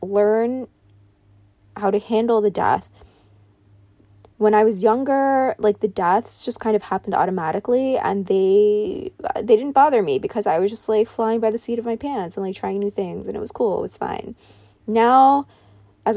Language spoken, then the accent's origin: English; New York, United States; I grew up in New York